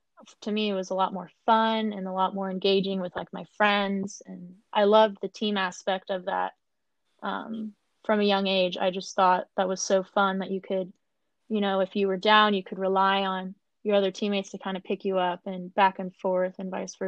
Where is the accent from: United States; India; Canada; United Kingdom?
United States; Tustin, California; growing up in Tustin, it's definitely a big aquatic-based community